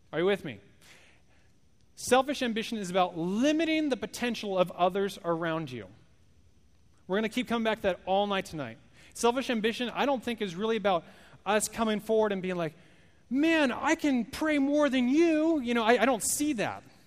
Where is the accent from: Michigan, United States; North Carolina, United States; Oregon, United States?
Oregon, United States; moved away; I'm not from here, I'm from Oregon.